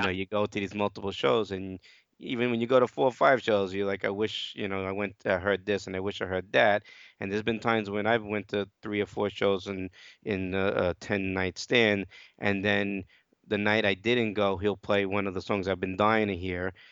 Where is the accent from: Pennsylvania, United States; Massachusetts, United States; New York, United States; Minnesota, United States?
New York, United States; New York City; I'm from Brooklyn, New York